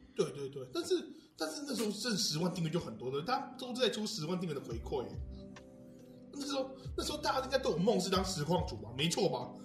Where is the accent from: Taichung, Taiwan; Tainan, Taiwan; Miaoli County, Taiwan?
Taichung, Taiwan; Houli; 我们都是后里人